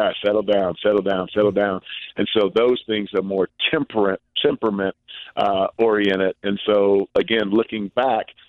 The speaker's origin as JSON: {"language": "English", "town": "East St. Louis", "region": "Illinois", "country": "United States", "tie": "born or raised there", "moved": "as an adult", "said": "growing up in the projects"}